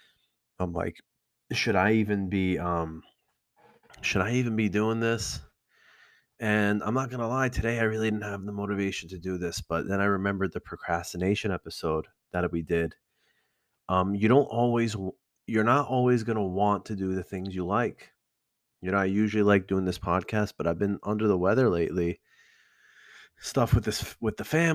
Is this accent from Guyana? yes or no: no; Iran; now in Elmwood Park, United States